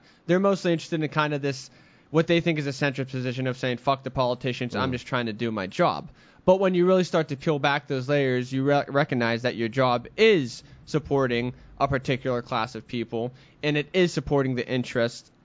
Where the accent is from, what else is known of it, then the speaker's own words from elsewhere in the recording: New Castle, Pennsylvania, United States; I'm from Newcastle, Pennsylvania